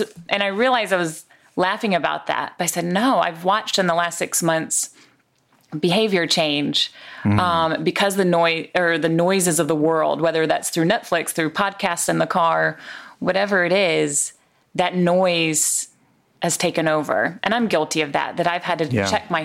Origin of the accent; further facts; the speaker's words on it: the South, United States; growing up in the South